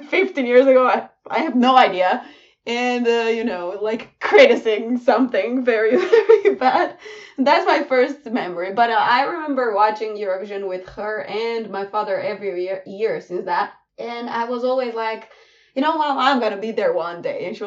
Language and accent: English; Cluj-Napoca, Cluj County, Romania; in my hometown, in Cluj-Napoca